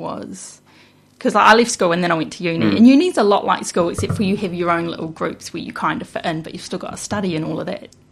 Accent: Inglewood, Taranaki, New Zealand; I grew up in Inglewood in Taranaki.

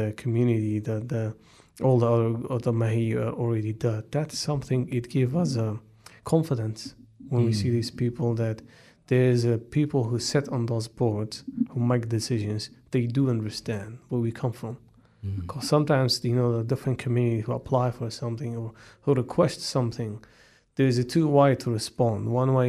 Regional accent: Wellington, New Zealand; growing up in Wellington, growing up in a area where it's back to your ancestors, the history, that all bring a lot to us

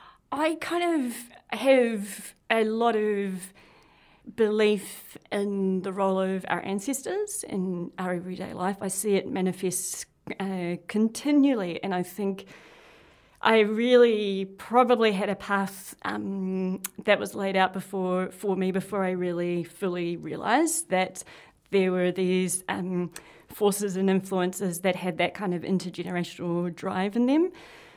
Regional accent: Porirua, Wellington, New Zealand; also born or lived in Waiheke; why was it that when I grew up in Porirua in state housing, there were no trees? But when I was moved out to Waiheke, of all places, in the 80s

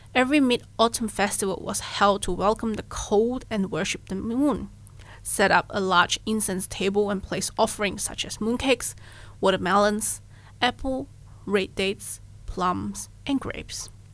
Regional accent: Malaysia; moved away; I'm originally from Malaysia

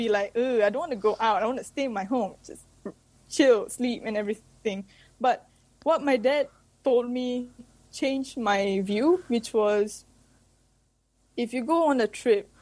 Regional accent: Malaysia; now in New Zealand; I'm from Malaysia

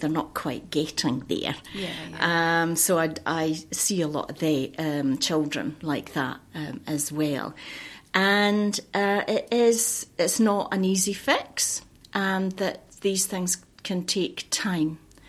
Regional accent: Scotland, United Kingdom; moved away as an adult; Because I emigrated from Fife in Scotland, and came across here with my husband and my son, and I started working at the local hospital, Hastings Hospital.

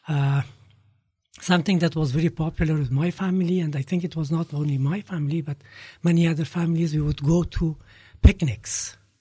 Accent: Kabul, Afghanistan; I was growing up in Kabul

